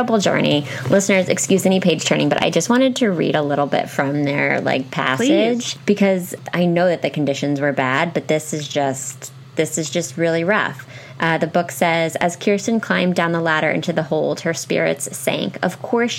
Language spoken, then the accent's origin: English; Pennsylvania, United States; I was raised in Pennsylvania, so really, like, we went hard on Ben Franklin